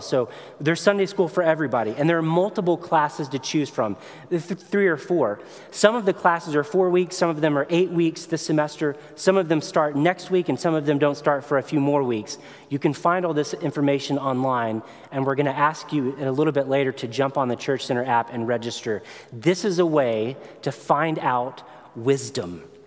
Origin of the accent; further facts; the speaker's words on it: Tennessee, United States; I come from Tennessee, which means I like grits, I like fishing.